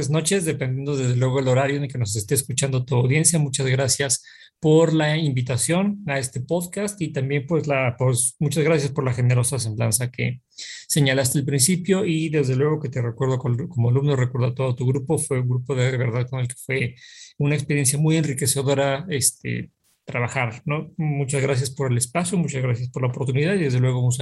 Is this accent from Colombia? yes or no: no; Pachuca, Hidalgo, Mexico; also born or lived in Mexico City / Baja California Sur; yo nací en la Ciudad de México, después del temblor del 85 vinimos a Pachuca Hidalgo, un par de años después tuvimos la oportunidad de eh, ir, a eh, vivir algunos años en Baja California